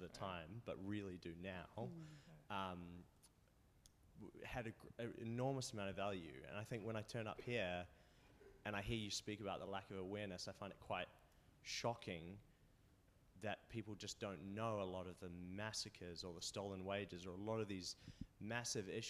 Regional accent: New Zealand; now in Australia; I'm from New Zealand. I wasn't educated in Australia

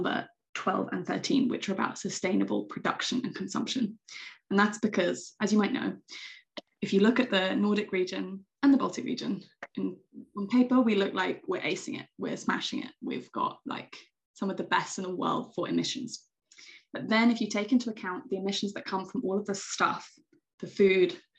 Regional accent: United Kingdom; moved away as an adult; also born or lived in Greece; now in Åland, Finland; I am British

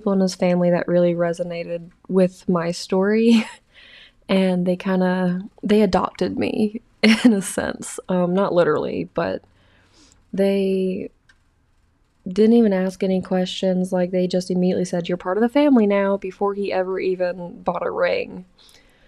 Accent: the South, United States; moved away as an adult; I'm from the South

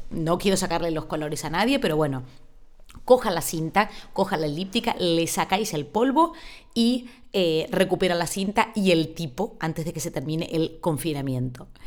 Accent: Argentina; now in Spain; Yo a esa isla llegué desde Argentina sin saber ni siquiera que se hablaba en un idioma que era distinto al castellano.

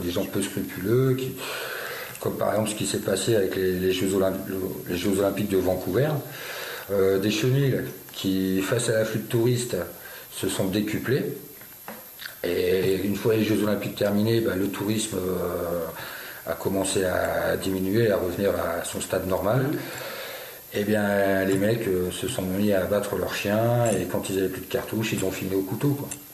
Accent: France; also born or lived in Béarn; je suis né en France, j'ai grandi en France

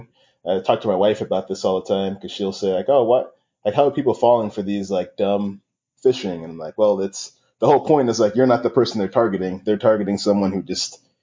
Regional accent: New York City, New York, United States; I grew up in Queens, New York, and in the 90s

